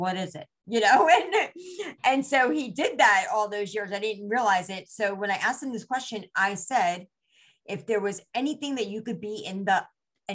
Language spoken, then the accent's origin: English; India; first language Gujarati; English is a second language; I'm Indian. And in India, we have so many different dialects, and Gujarati is my native tongue